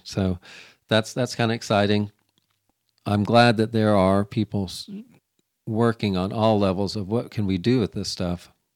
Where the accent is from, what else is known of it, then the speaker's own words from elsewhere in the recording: Florida, United States; moved away as an adult; now in Missouri, United States; I, I, lived in humidity, got raised in it in Florida.